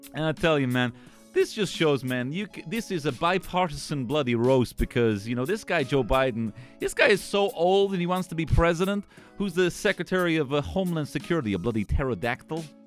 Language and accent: English; Ireland; being an Irish person.